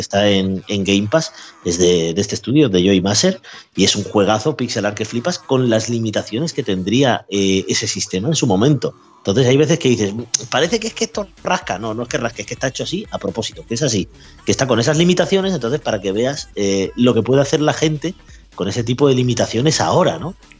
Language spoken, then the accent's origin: Spanish; Spain; Yo soy español, español